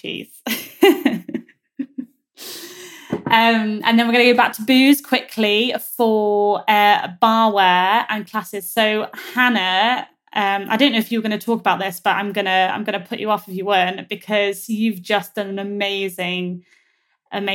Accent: Yorkshire and the Humber, United Kingdom; I'm from Yorkshire

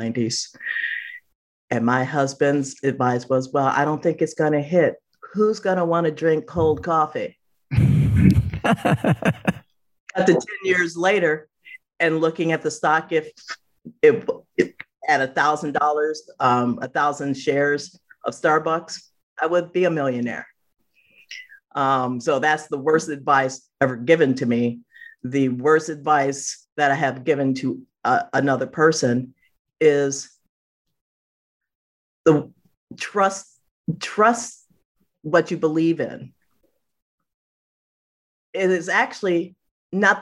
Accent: Chicago, Illinois, United States; moved away; I'm from Chicago

